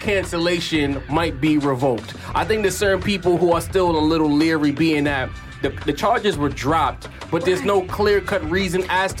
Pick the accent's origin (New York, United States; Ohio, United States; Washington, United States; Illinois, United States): New York, United States; I'm from New York